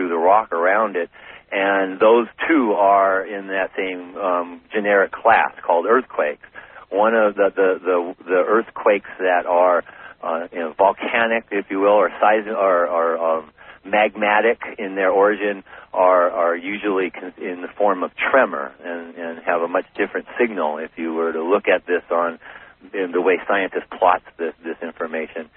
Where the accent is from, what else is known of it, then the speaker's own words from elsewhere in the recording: Humboldt County, Northern California, United States; moved away as an adult; also born or lived in Los Angeles, California; now in Hawaii, United States; I was born in Los Angeles and spent most of my growing up in Humboldt County